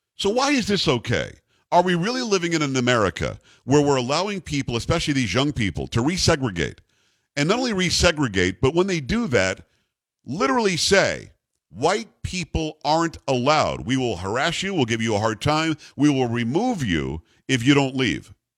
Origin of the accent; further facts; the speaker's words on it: Lake Worth, Florida, United States; also born or lived in Lantana, Florida; where I grew up in the area where I grew up in Lantana, Florida. Um, actually, from what's called Lake Worth